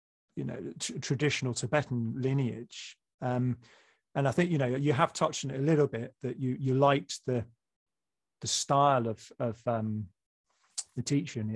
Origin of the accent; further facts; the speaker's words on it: England, United Kingdom; I'm English.